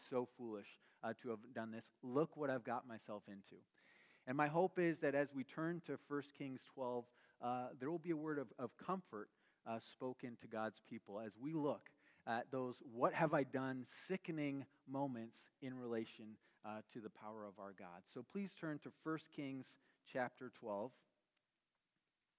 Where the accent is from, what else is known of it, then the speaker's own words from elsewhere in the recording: Canada; now in United States; We're both Canadian